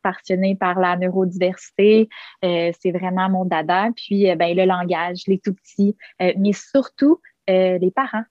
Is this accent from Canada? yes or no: yes; Quebec City, Quebec, Canada; moved away as an adult; now in Montreal, Canada; je suis originaire de Québec. Euh, euh, installée à Montréal maintenant, probablement pour de bon.